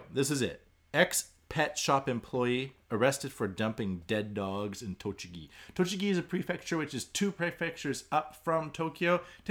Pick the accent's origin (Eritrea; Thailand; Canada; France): Canada; now in Japan; I'm Canadian.